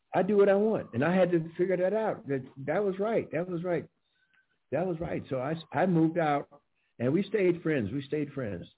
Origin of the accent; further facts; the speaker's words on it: St. Louis, Missouri, United States; moved away as an adult; also born or lived in California; most of my friends are dead that I grew up with in St. Louis